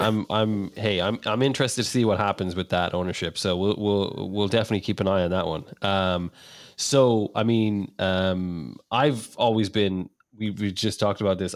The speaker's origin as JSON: {"language": "English", "country": "Ireland", "moved": "yes", "said": "being Irish"}